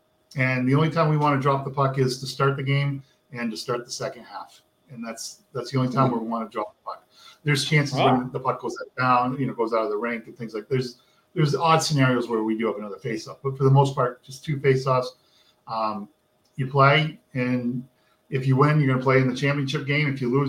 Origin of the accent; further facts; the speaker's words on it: United States; Hockey was pretty important in my town. We're 10 miles from the border. I was an hour from Montreal. My youth hockey, we played in the league that we played, Cowansville, Bedford. It was all Canadian teams.